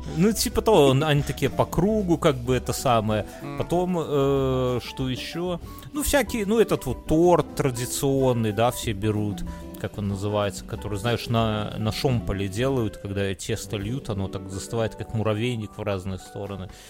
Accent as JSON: {"language": "Russian", "country": "Belarus", "moved": "yes"}